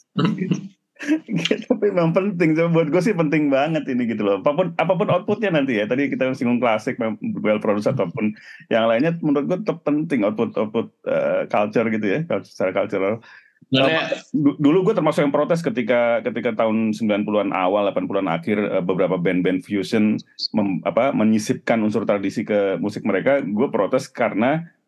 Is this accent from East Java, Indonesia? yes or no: no; Jakarta, Indonesia; gue kan dari kecil di Jakarta Timur